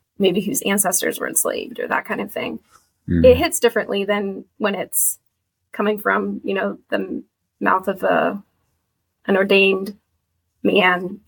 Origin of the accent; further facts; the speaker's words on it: Kansas, United States; moved away as an adult; now in Boston, United States; I live in Boston, work in Boston now, but I'm from Kansas.